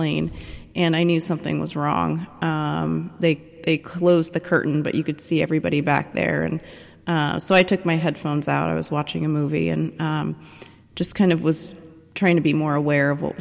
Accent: Oregon, United States; moved away as an adult; also born or lived in Belfast; I'm from the West Coast originally, so I was flying home to Oregon to be with my parents.

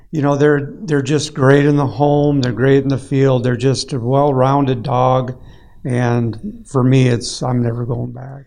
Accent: Lake of the Woods, Minnesota, United States; I grew up right on Lake of the Woods

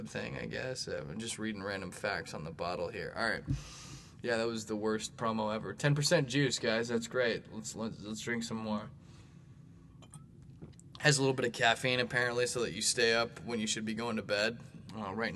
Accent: Bay Area, California, United States; now in St. Louis, United States; I grew up actually in the Bay Area

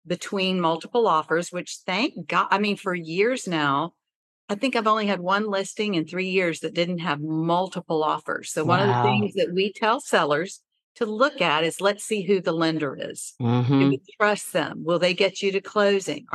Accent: Decatur, Georgia, United States; I grew up in Decatur.

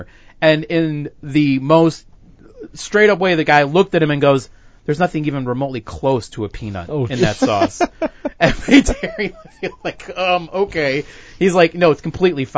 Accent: Illinois, United States; I'm from Illinois

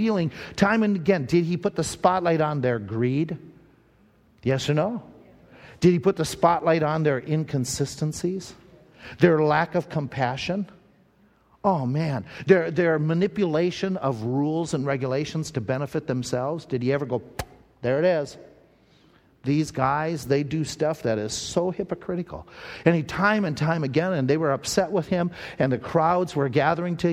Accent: Owatonna, Minnesota, United States; we were growing up in Owatonna, Minnesota, there was a Bible college right there in town

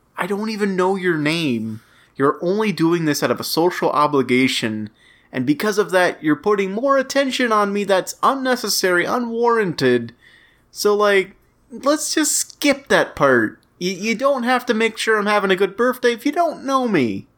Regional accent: Louisiana parish, United States; the parish that I hail from declared a state of emergency on my birthday

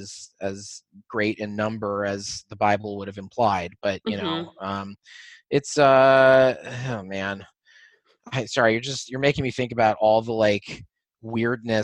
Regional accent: Oak Park, Illinois, United States; growing up in Oak Park, I never really felt like a minority

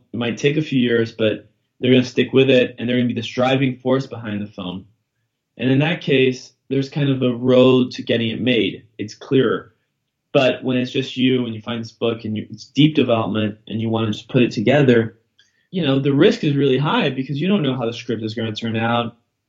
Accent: Brazil; also born or lived in London / New York / Boston; Well, I'm from Brazil, right, originally, but I grew up in London and New York and Boston.

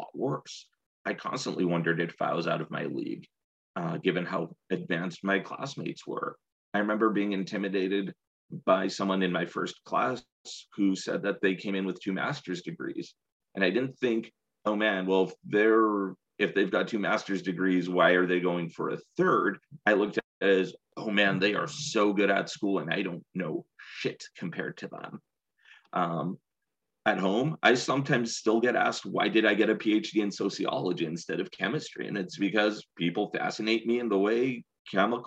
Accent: San Jose, California, United States; moved away as an adult; also born or lived in Seattle / Davis / Connecticut / Riverside; I grew up in the Bay Area. I grew up in San Jose

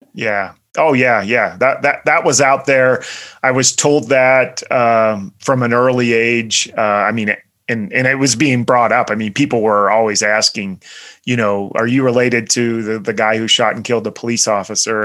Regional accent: central Pennsylvania, United States; I grew up in uh, central Pennsylvania

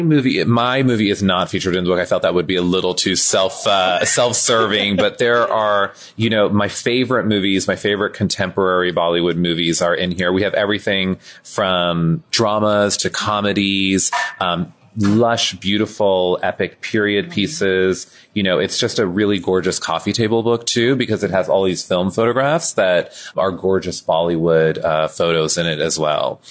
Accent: Pennsylvania, United States; I was born and raised in a small town in Pennsylvania

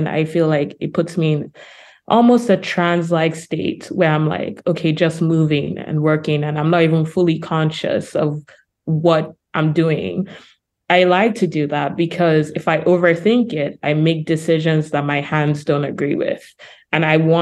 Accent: Lagos, Nigeria; moved away as an adult; now in Brooklyn, United States; I'm a Nigerian artist, for example. I was born in Lagos and I'm living in Brooklyn, New York now

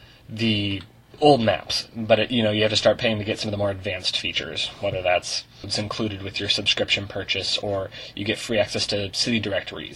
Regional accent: Portland, Oregon, United States; I'm from Portland, Oregon.

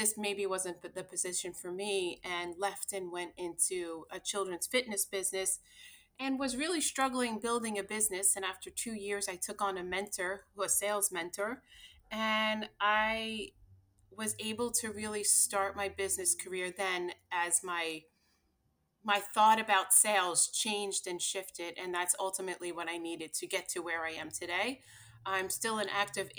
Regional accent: Long Island, New York, United States; moved away; born and raised here in New York on Long Island

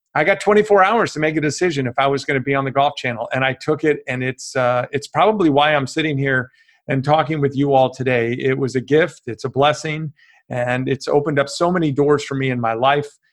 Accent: Chicago, Illinois, United States; I grew up in Chicago, a small family, mom, dad, and one brother. I grew up in the West Suburbs

